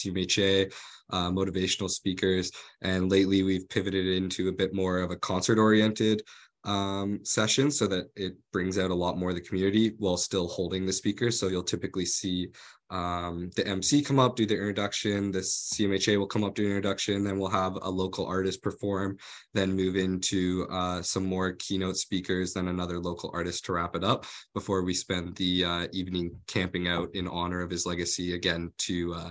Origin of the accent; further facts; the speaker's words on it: Calgary, Alberta, Canada; moved away as an adult; now in London, Canada; I was born and raised in Calgary, Alberta, in Canada